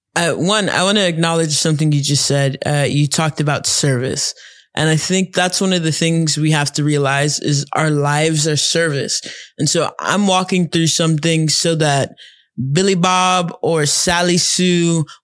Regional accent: Nigeria; We grew up, I mean, we had a funny childhood. I don't think it's one of these weird things because we're Nigerian.

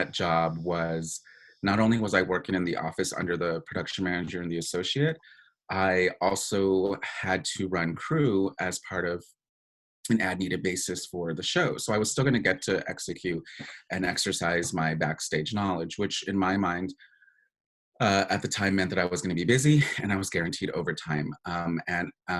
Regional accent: New Mexico, United States; moved away as an adult; also born or lived in Tucson, Arizona; I was from New Mexico

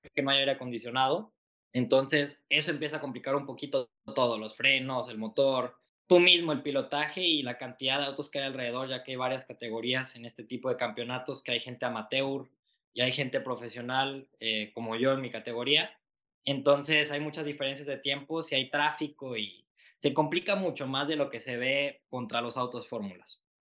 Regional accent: Mexico; hemos sido muy pocos mexicanos

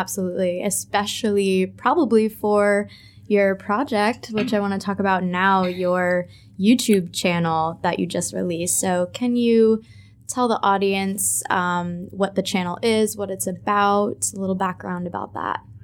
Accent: United States; moved away as an adult; now in Ho Chi Minh City, Vietnam; I am an American expat

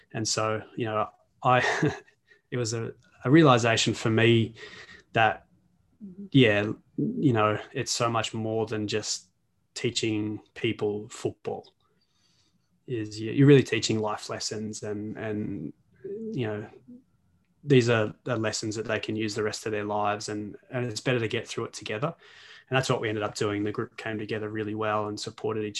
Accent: Australia; I'm Australian

